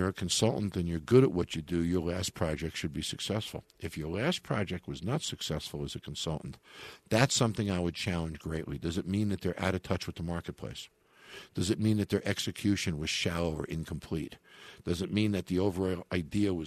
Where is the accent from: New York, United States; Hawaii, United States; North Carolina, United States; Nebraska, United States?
New York, United States; my home state